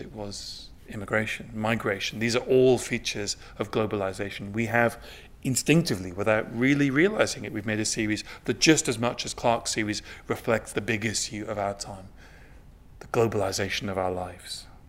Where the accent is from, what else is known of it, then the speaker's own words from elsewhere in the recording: Newcastle upon Tyne, North East England, United Kingdom; I grew up in Newcastle upon Tyne, not very far um, south of the border from here